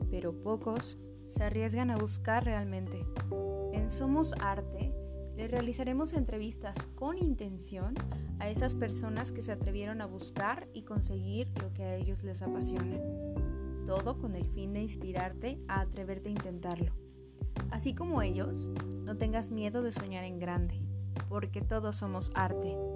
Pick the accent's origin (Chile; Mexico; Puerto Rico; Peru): Mexico; Nueva Esperanza, Chiapas; De un pueblito en, Chiapas, en Palenque, Chiapas. Se llama Nueva Esperanza. Es una comunidad rural muy, muy pequeña. Ah, es como tipo ranchería, sin calles pavimentadas, eh, solamente los servicios básicos, en el tiempo que estuve viviendo ahí